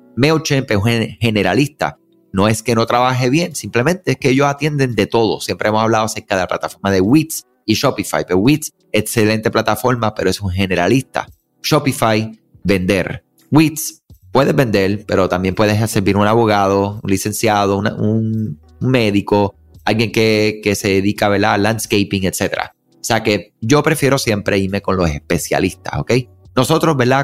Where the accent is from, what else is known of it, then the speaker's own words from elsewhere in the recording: Puerto Rico; soy puertorriqueño, eh, mi mamá de Colombia, mi papá de Cuba